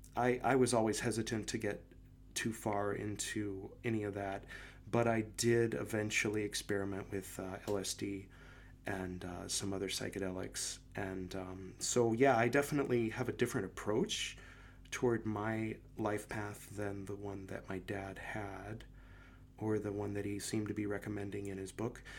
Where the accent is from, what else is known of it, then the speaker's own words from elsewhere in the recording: Los Angeles, California, United States; moved away as an adult; growing up in LA, I was in LA from the time I was born until a few years ago